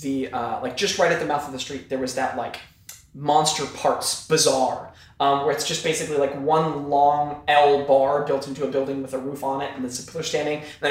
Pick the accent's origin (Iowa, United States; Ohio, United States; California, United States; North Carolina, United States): Iowa, United States; moved away; also born or lived in New York; I grew up in Iowa